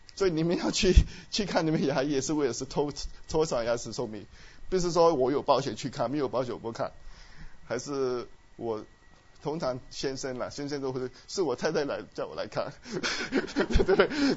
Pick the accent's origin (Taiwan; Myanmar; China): Myanmar; moved away; 我们在虽然在， 在缅甸长大，我在缅甸出生， 是很贫穷的国家